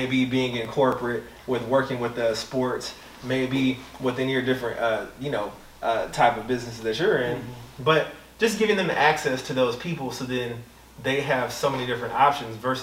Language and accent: English; Atlanta, Georgia, United States; born and raised in Atlanta